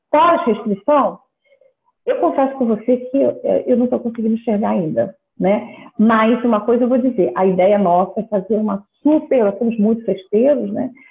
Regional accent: Rio de Janeiro, Brazil; Eu sou carioca

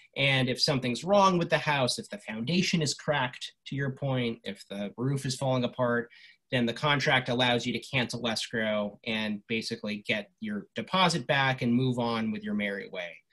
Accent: Los Angeles, California, United States; when I was growing up in Los Angeles, when I was 10, 11 years old

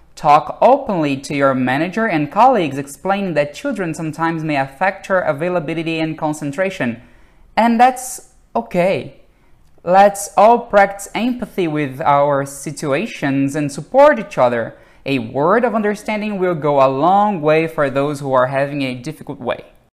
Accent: Rio de Janeiro, Brazil; I'm from Brazil, Rio de Janeiro.

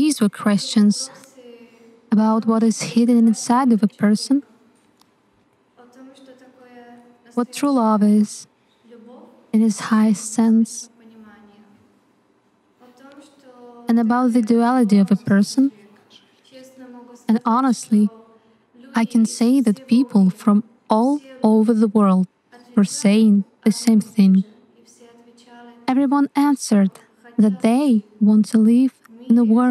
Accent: Czechia; I'm from the Czech Republic.

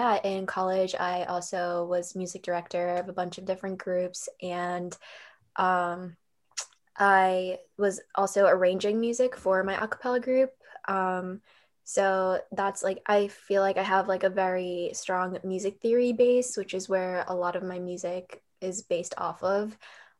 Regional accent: Wilmington, Massachusetts, United States; also born or lived in North End, Boston; I grew up in Wilmington, Massachusetts

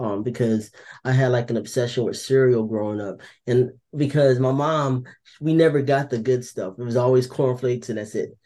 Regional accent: Orange, New Jersey, United States; I was born in Orange, New Jersey

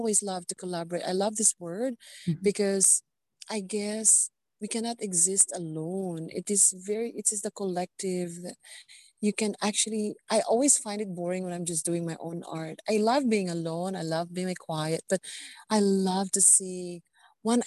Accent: Philippines; as a Filipina

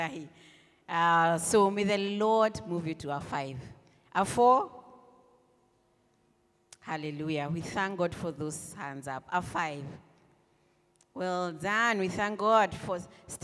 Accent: Nairobi, Kenya; I grew up in Buru

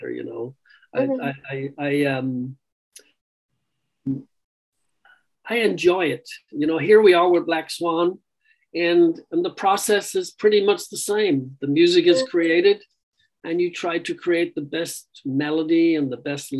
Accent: Ireland; being Irish

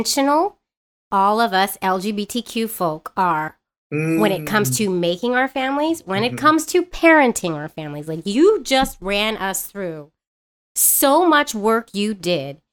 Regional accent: San Francisco, California, United States; I grew up in San Francisco, too.

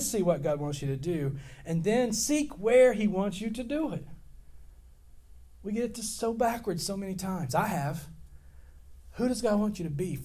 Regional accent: West Monroe, Louisiana, United States; So I grew up in West Monroe

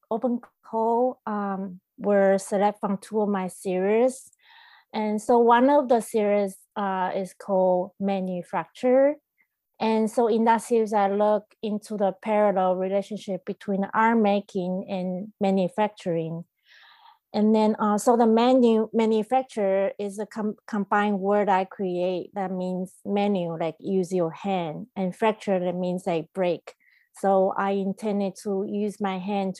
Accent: Taiwan; moved away as an adult; also born or lived in Taipei / Boston; now in Brooklyn, United States; I was originally from Taiwan and now based in Brooklyn, New York. And I've been living in the US for almost 16 years

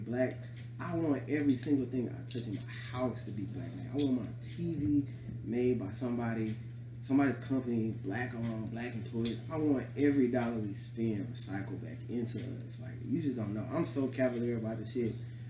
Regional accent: Vietnam; I'm from Vietnam. We gotta stick together because we look kind of alike.

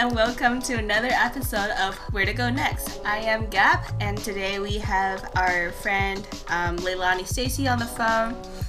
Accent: Beijing, China; moved away as an adult; also born or lived in Ohio / Boston / Cape Town; now in Cambridge, United States; I grew up in Beijing, born and raised there, and moved to the States when I was 18 years old. I spent 2 years in Ohio, middle of nowhere

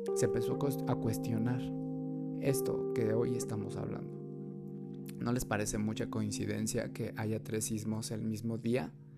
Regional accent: Mexico City, Mexico; mexicanos de la Ciudad de México

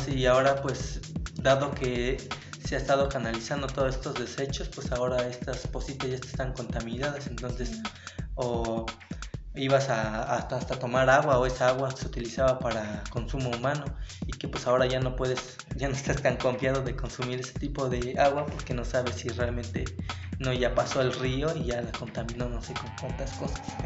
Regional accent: Mexico; nos hace falta nosotros como mexicanos

